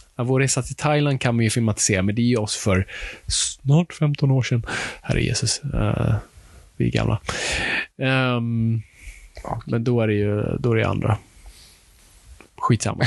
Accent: Sweden; Vi, vi kommer från en helt annan kulturtradition

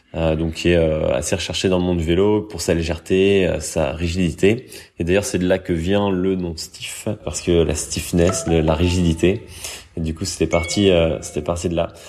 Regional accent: France; moved away as an adult; also born or lived in Paris; now in Brussels, Belgium; je suis français, j'ai 33 ans, j'habite du coup maintenant euh, en Belgique, à Bruxelles

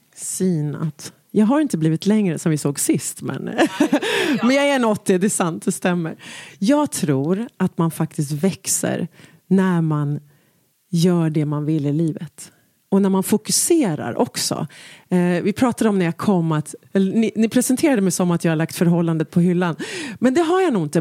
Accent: Stockholm, Stockholm County, Sweden; där hemma i Enskedevillan

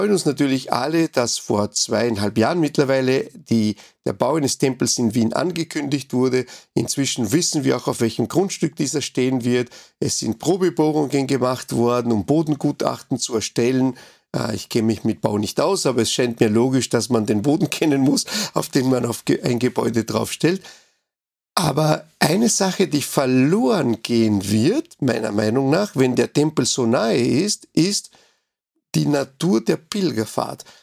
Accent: Uruguay; now in Austria; in meinem Heimatland oder in meinem ersten Heimatland Uruguay, da habe ich ja eigentlich nie Steuern gezahlt, ja. Ja, hier in Österreich zahle ich Steuern

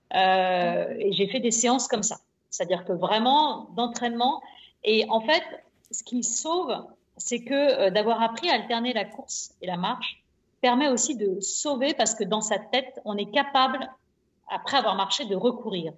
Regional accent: Nantes, Pays de la Loire, France; je suis né à Nantes

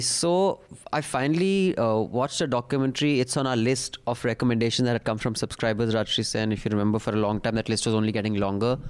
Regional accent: India; I am very proud of being an Indian

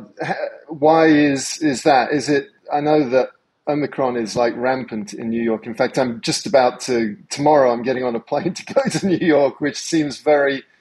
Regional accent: England, United Kingdom; moved away as an adult; also born or lived in San Francisco, United States; now in United States; I was born in San Francisco, but grew up in England

